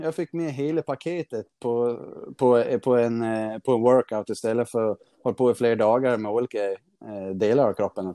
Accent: Gotland, Sweden; now in Stockholm, Sweden; nu bor jag uppe i Stockholm, men när jag bodde hemma på Gotland

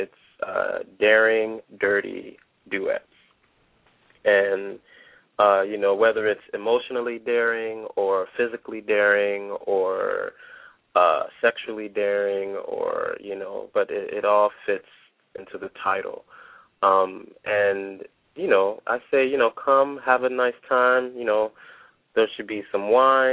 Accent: Detroit, Michigan, United States; I am a Detroiter. I'm from the Motor City. You know, I grew up very close to 8 Mile

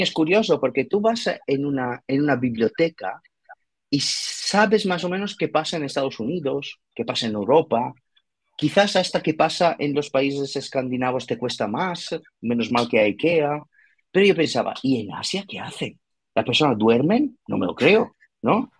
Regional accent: Italy; accent: Italian; Spanish is a second language; moved away; soy italiano, por, por, eso ese raro acento

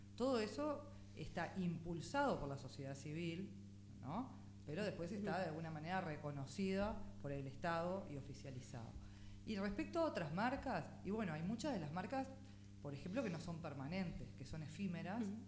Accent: Montevideo, Uruguay; nací en unos días creo en Ciudad Vieja y después la comercial y después Parque Valle. Esos fueron un poco los tránsitos de, de barrios

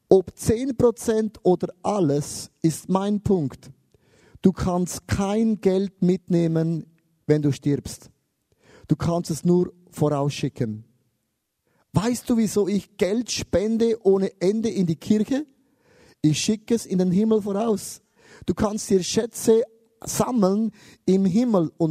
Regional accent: Switzerland; und ich als Schweizer, ich sammle alles an.

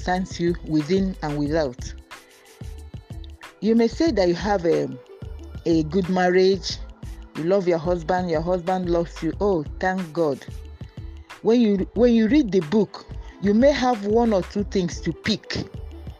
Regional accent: Nigeria; I am a Nigerian, an agric engineer.

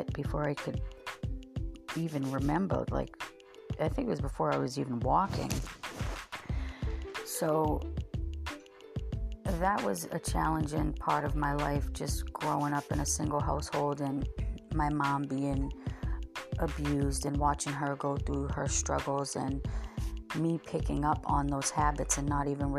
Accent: Massachusetts, United States; I grew up in Massachusetts with two sisters

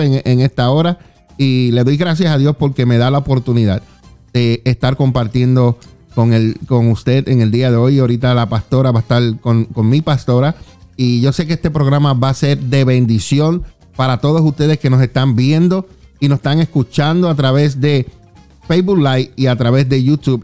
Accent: Juana Díaz, Puerto Rico; Yo soy del barrio Lomas de Juana Díaz

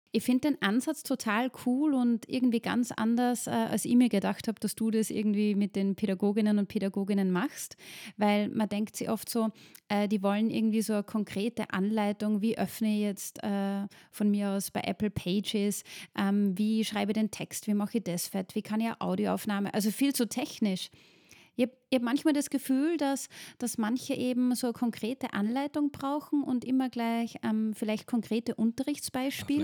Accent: Linz, Upper Austria, Austria; meine Heimatstadt eben Linz

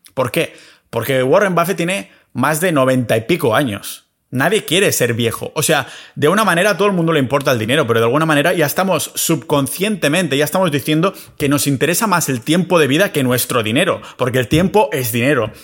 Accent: Spain; moved away as an adult; me fui de España hace unos años a ser residente fiscal en otros sitios

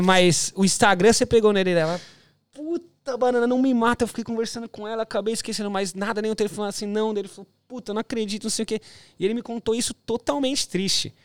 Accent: São Bernardo do Campo, São Paulo, Brazil; moved away as an adult; now in Gold Coast, Australia; sou de São, pa... de São Bernardo

